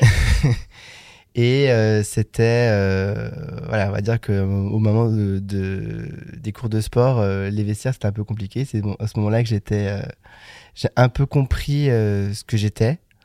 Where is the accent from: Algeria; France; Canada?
France; Le Creusot, Bourgogne-Franche-Comté; j'ai grandi euh, en pleine Bourgogne, plus précisément en Saône-et-Loire, donc dans une petite ville de 20 000 habitants, donc le Creusot